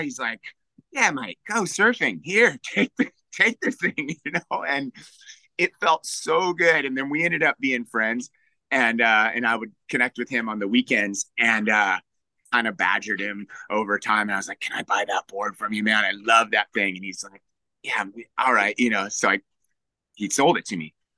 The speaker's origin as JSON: {"language": "English", "town": "Newport Beach", "region": "California", "country": "United States", "tie": "born or raised there", "also_born_or_lived": "Santa Cruz", "moved": "as an adult", "said": "growing up in Newport"}